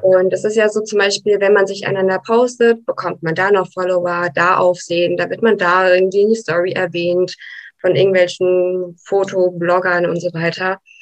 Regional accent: Brașov, Brașov County, Romania; now in Germany; in Rumänien hatte ich immer einen Hund

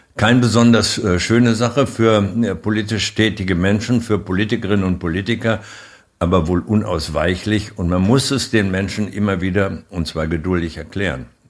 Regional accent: Germany; wir als Deutsche, als die wichtige Exportnation, die wir ja nun einmal sind

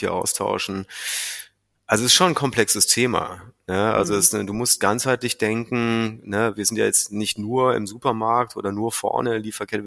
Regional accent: North Rhine-Westphalia, Germany; moved away; also born or lived in Meerbusch / Asia; ich bin, wie du sagst, im schönen Rheinland groß geworden, in einem Dorf

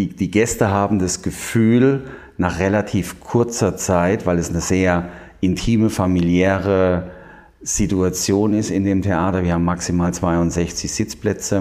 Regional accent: Heidelberg, Baden-Württemberg, Germany; moved away; Ich komme ursprünglich aus Heidelberg

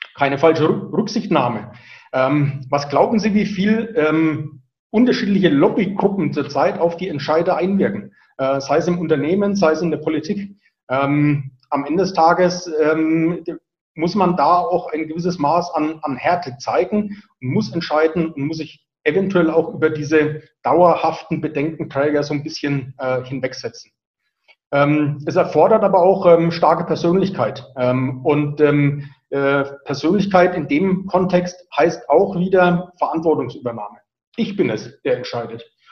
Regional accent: Franconia, Bavaria, Germany; accent: Franconian rolled R; ich bin Franke, ich rolle das R

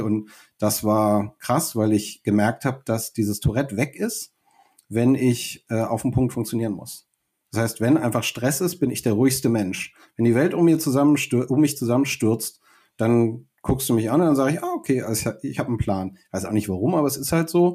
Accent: Buchholz in der Nordheide, Lower Saxony, Germany; moved away as an adult; also born or lived in Düsseldorf / Berlin; now in Hannover, Germany; ich bin in Düsseldorf bis neun aufgewachsen, dann sind wir nach Buchholz in der Nordheide gezogen

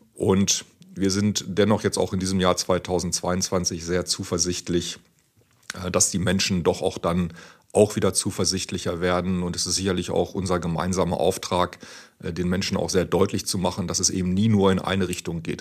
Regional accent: near Hanover, Lower Saxony, Germany; ich komme ja auch aus der Nähe von Hannover

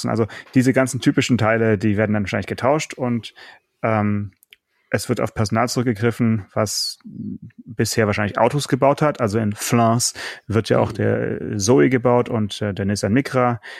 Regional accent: Russia; Ich bin Russe, deswegen kann ich das nicht aussprechen.

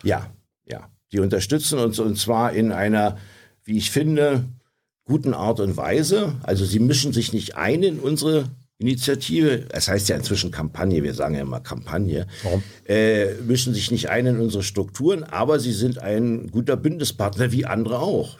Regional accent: Berlin, Germany; ich bin hier aufgewachsen in Berlin. Ich wohne hier seit 68 Jahren

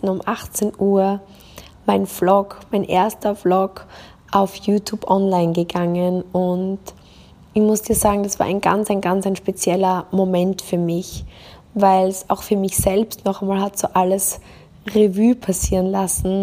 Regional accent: Austria; das kleine Dorf in Österreich, wo ich herkomme

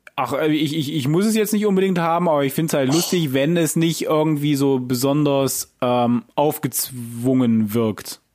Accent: Germany; wir als Deutsche

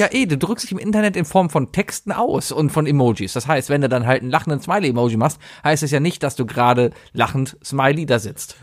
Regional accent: Cologne, North Rhine-Westphalia, Germany; Ich bin ja auch ein Originaler. Ich bin ja ein Kölner

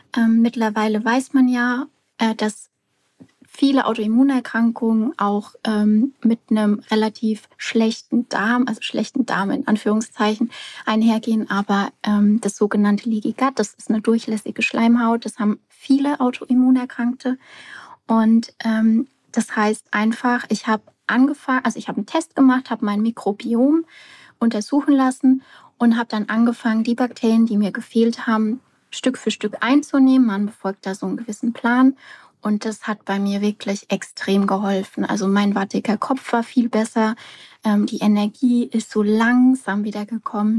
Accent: near Aschaffenburg, Bavaria, Germany; ich komme aus der Nähe von Aschaffenburg

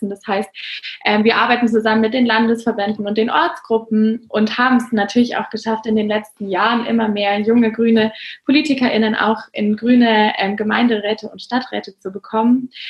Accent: Freiburg, Baden-Württemberg, Germany; Ich komme aus Freiburg.

